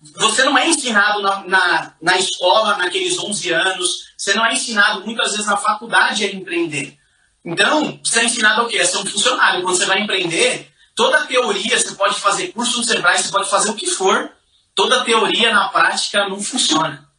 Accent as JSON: {"language": "Portuguese", "region": "São Paulo", "country": "Brazil", "tie": "born or raised there", "said": "Eu sou nascido e criado na Zona Leste de São Paulo"}